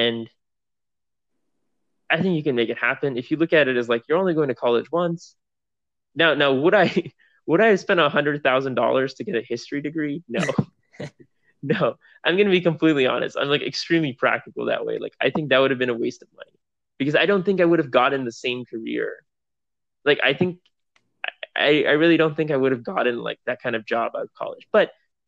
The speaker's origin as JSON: {"language": "English", "region": "Florida", "country": "United States", "tie": "born or raised there", "also_born_or_lived": "Los Angeles", "moved": "as an adult", "lives_now": "New York, United States", "said": "I grew up in Florida my whole life"}